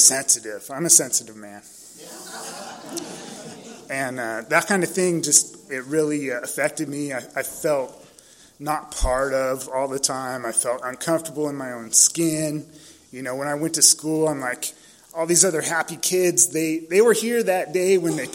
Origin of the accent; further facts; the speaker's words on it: San Diego, California, United States; I was born and raised in San Diego. I grew up in Claremont, over by Jimbo's Liquor